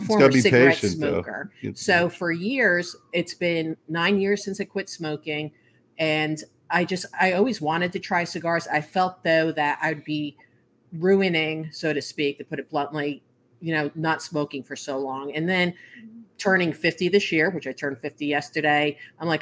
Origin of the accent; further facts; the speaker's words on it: New Jersey, United States; I'm from New Jersey